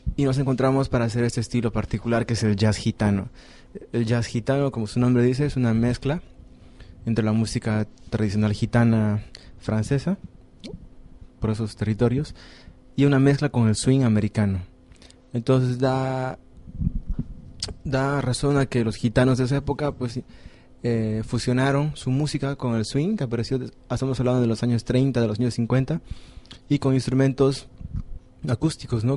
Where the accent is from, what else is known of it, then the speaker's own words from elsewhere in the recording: Bolivia; moved away; como yo vengo de Bolivia, entonces hacemos música de Bolivia